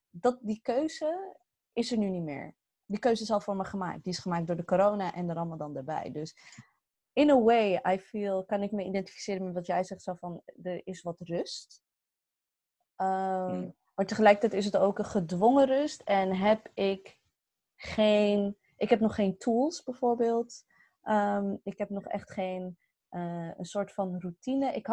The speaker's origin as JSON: {"language": "Dutch", "country": "Morocco", "said": "En wij zijn Marokkaans, eh, wij zijn Marokkaans, dus dan werden echt soms hamburgers, Marokkaanse worstjes."}